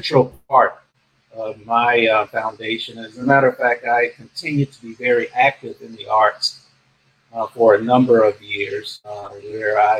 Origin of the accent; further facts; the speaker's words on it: Miami, Florida, United States; I had a very good, let's say, childhood growing up in Miami